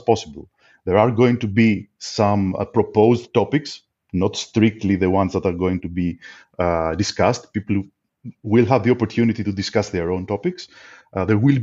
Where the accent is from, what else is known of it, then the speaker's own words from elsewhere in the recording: Greece; I'm from Greece